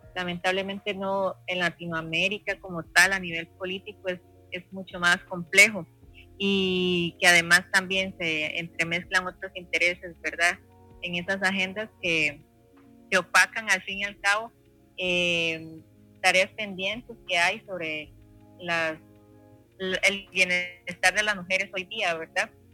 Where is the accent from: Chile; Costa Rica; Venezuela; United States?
Costa Rica; also born or lived in Pococí; soy de Costa Rica